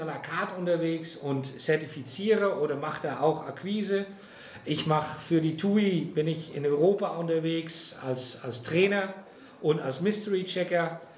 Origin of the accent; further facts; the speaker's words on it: Netherlands; now in Frankfurt, Germany; Geboren bin ich in Kloster Sander, das ist ein kleines Örtchen in den Niederlanden, direkt an der Küste. Also ich bin also ein echtes Küstenkind